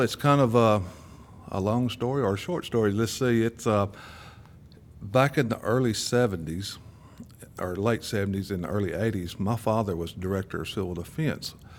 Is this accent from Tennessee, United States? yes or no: yes; Murfreesboro, Tennessee, United States; I've lived here all my life